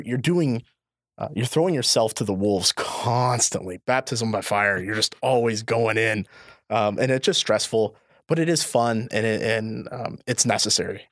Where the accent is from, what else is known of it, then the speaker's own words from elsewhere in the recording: Indiana, United States; now in Illinois, United States; I'm actually from Indiana